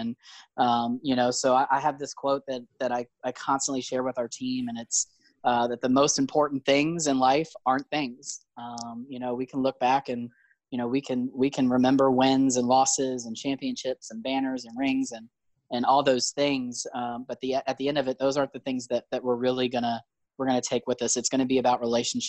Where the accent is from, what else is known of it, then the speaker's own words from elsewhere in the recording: Fredericksburg, Virginia, United States; moved away; I'm from Fredericksburg, Virginia, which is like a suburb of DC now, essentially.